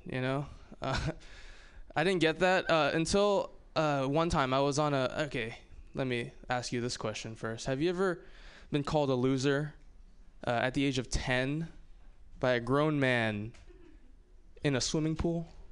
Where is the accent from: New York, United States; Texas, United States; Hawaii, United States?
Hawaii, United States; moved away; I'm from Hawaii